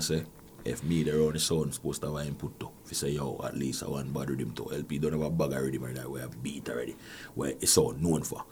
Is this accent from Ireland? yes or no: no; Jamaica; now in Canada; I come from Jamaica where playing sound is a nine to five